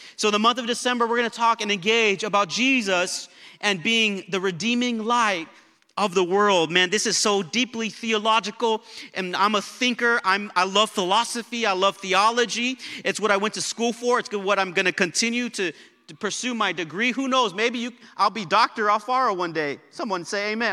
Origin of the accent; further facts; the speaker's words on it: South El Monte, California, United States; where I was born in South El Monte, Greater South El Monte Hospital